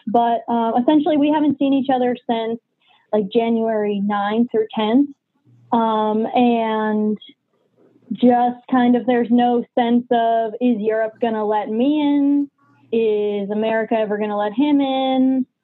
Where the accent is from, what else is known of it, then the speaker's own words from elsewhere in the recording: New Hampshire, United States; I am from New Hampshire